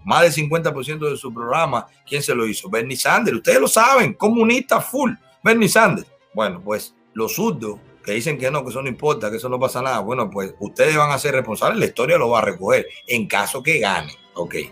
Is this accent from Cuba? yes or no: yes; Cuba; moved away; Cuando yo salí de Cuba